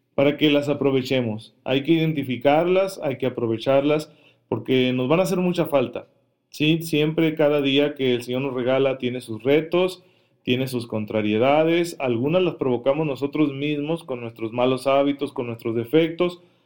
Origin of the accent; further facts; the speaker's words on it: Mexico; para nosotros como mexicanos